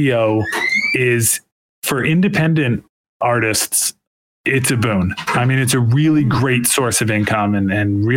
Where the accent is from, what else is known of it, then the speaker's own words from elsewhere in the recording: United States; I'm American